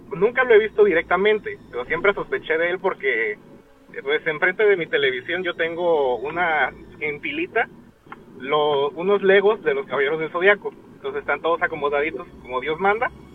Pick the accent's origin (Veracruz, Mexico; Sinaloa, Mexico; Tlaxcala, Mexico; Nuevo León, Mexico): Veracruz, Mexico; somos de Veracruz